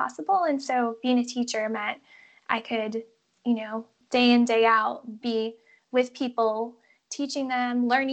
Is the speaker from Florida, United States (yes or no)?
yes; Fort Lauderdale, Florida, United States; moved away as an adult; also born or lived in Chicago; now in Albania; I am originally from Fort Lauderdale, Florida, but decided to go to college in Chicago